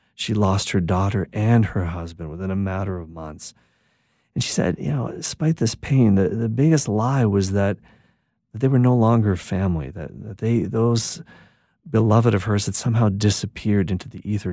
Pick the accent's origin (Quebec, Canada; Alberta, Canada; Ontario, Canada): Quebec, Canada; I'm a Canadian in Quebec, Canada, where predominantly I'm a, language is French